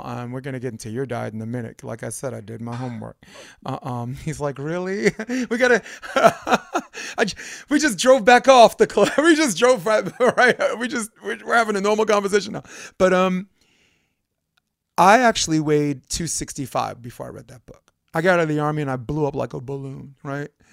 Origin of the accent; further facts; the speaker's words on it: New York City, New York, United States; moved away; I grew up in Brooklyn where it's more of a macho